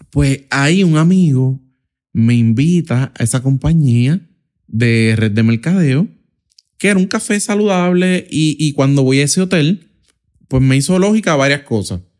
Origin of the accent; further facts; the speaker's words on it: Puerto Rico; Y ahí, en ese proceso, estudiando y trabajando, como muchos puertorriqueños, o sea, literalmente hacen toda su vida, es eh, eh, trabajar y estudiar para de alguna manera u otra salir hacia adelante